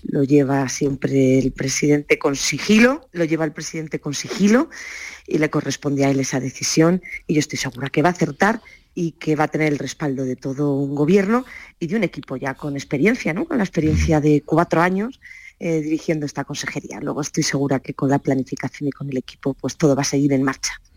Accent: Granada, Andalusia, Spain; hacerlo en mi tierra, hacerlo en Granada

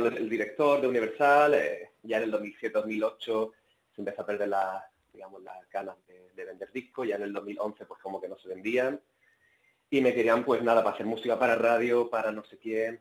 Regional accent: Spain; now in Sweden; Y los que somos españoles

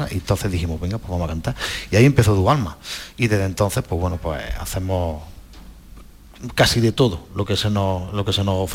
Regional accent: Guadix, Andalusia, Spain; moved away as an adult; now in Baza, Spain; de Guadí, aunque vivo en Baza ya hace 16 años, pero yo soy de Guadí

